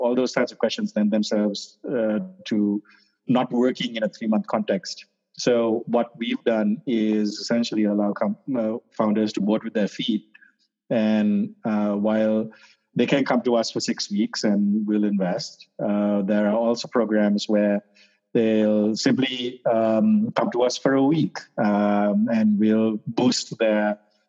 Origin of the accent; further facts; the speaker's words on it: Sri Lanka; moved away; I grew up in Sri Lanka